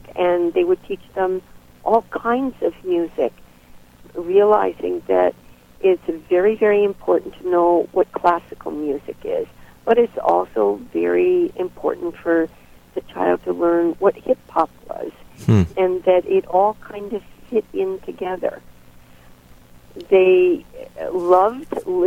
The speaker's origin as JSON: {"language": "English", "country": "United States", "also_born_or_lived": "Bulgaria", "lives_now": "Cape Cod, United States", "said": "as an American"}